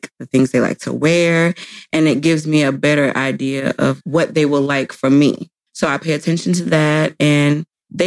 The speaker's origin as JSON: {"language": "English", "town": "St. Petersburg", "region": "Florida", "country": "United States", "tie": "born or raised there", "said": "I was born in St. Petersburg, Florida"}